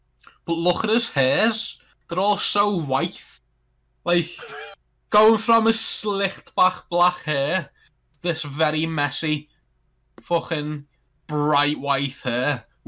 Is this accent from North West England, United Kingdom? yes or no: yes; Liverpool, North West England, United Kingdom; accent: Scouse; as a Scouser, I've been raised my whole life to say words with Traken